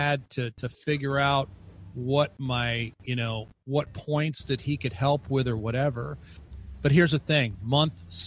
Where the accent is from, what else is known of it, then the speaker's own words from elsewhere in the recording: Chicago, Illinois, United States; I grew up in the Chicago area